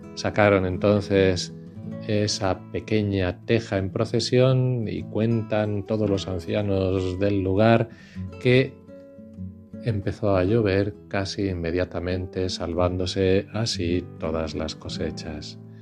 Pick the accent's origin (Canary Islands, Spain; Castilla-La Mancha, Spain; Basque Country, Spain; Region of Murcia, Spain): Castilla-La Mancha, Spain; Villarrobledo; now in Las Matas, Spain; En mi pueblo hoy se celebra la Virgen de la Teja. En Villarroledo, Albacete